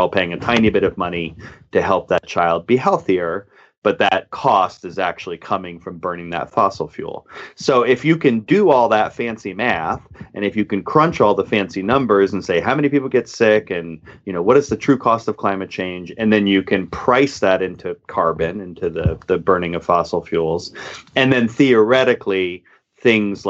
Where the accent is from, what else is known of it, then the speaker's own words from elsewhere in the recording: upstate New York, United States; we live with my mom and we move further in upstate New York.